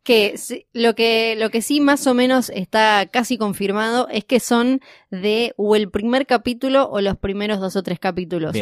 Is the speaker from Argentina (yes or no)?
yes; Argentina